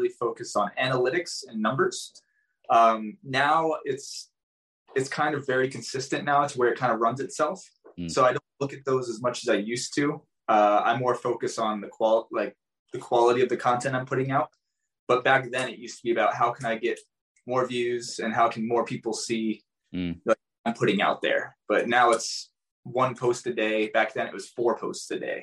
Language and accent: English; New Jersey, United States; moved away; also born or lived in Arizona; I was born and raised in New Jersey. So I'm East Coast.